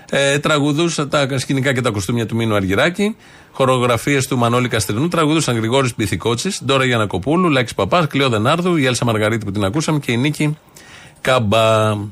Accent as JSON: {"language": "Greek", "town": "Xanthi", "region": "Eastern Macedonia and Thrace", "country": "Greece", "tie": "born there", "lives_now": "Athens, Greece", "said": "γεννήθηκα στην Ξάνθη και ζω στην Αθήνα."}